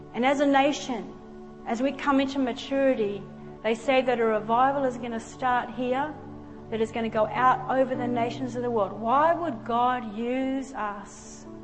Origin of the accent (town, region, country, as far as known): Australia